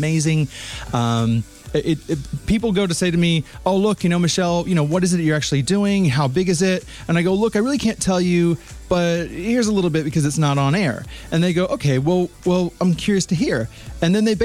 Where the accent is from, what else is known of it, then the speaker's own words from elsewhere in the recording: United States; moved away; being an American and trans woman